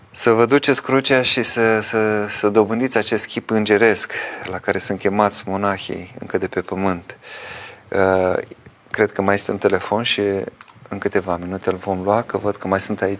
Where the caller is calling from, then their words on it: Constanța, Constanța County, Romania; Părinte, sunt din Constanța.